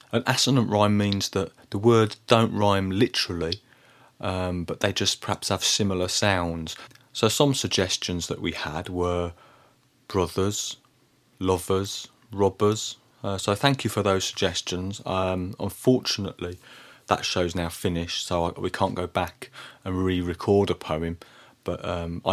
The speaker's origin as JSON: {"language": "English", "town": "Birmingham", "region": "West Midlands", "country": "United Kingdom", "tie": "born or raised there", "said": "when I was a boy growing up in Birmingham in the 1980s"}